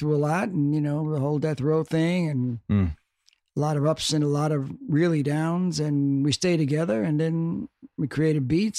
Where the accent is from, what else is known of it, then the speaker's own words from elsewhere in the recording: Brooklyn, New York, United States; I'm from Brooklyn. He's from Compton.